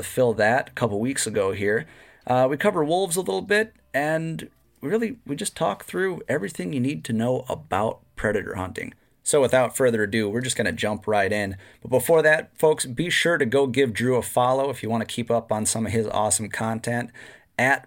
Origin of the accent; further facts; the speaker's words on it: near Blanchardville, Wisconsin, United States; we grew up, 20 miles from each other